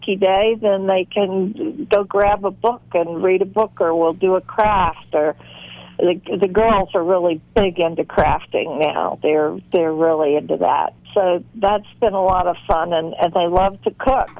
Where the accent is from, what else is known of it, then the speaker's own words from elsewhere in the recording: the South, United States; a lot of the males in my life growing up in the South